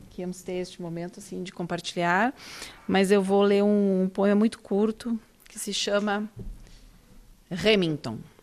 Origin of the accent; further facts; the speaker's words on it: Porto Alegre, Rio Grande do Sul, Brazil; eu venho de Porto Alegre, do sul do Brasil